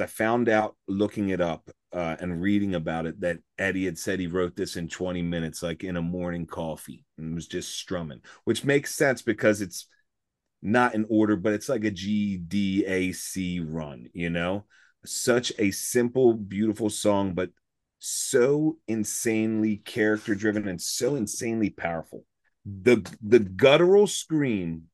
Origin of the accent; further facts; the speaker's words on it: Baltimore, Maryland, United States; we're from Baltimore